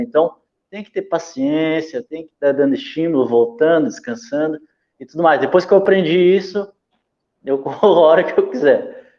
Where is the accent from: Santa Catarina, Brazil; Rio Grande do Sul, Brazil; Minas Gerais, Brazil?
Santa Catarina, Brazil; Bombinhas; also born or lived in Santos, São Paulo; Eu sou santista, de vez em quando vou lá em Santos, né? É, mas saí de lá com três anos, vim morar aqui no Paraíso